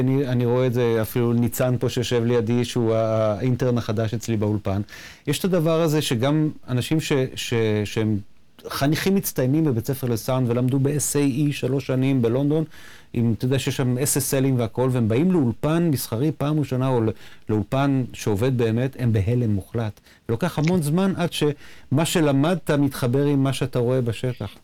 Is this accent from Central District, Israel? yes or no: yes; Nof Yam, Central District, Israel; גדלנו באותו, באותו הכפר, בנוף ים שנינו